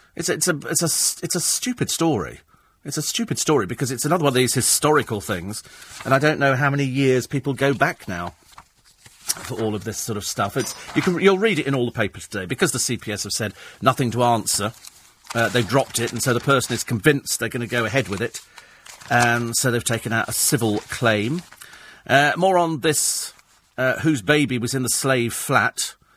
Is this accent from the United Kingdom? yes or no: yes; United Kingdom; I'm British.